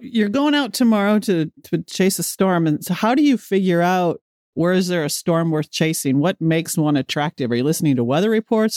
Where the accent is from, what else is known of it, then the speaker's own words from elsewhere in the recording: Midwest, United States; I grew up in the Midwest